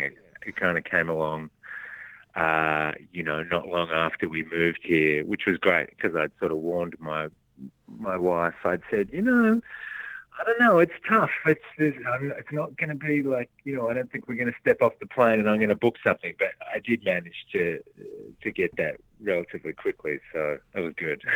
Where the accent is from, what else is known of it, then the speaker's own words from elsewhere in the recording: Melbourne, Victoria, Australia; moved away as an adult; also born or lived in Launceston, Tasmania / Sydney; now in Los Angeles, United States; I was born down there and then uh, had my sort of formative years in Melbourne